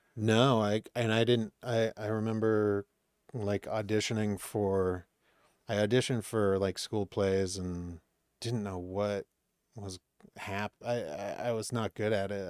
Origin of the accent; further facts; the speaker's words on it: Maine, United States; moved away as an adult; also born or lived in Boston; now in Los Angeles, United States; I grew up in Maine